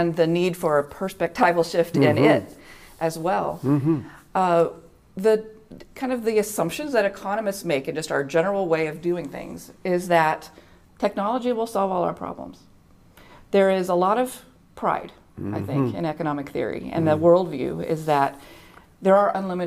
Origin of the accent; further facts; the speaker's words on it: Oklahoma, United States; also born or lived in Chicago / Durham, North Carolina; now in Grand Rapids, United States; I am originally from Oklahoma.